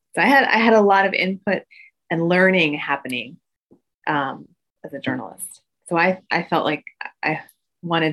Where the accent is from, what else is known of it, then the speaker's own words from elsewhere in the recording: Midwest, United States; as an Asian American growing up in the Midwest